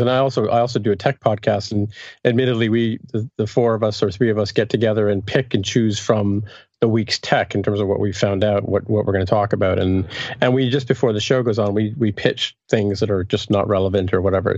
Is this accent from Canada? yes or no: yes; Canada; also born or lived in England; I'm from Canada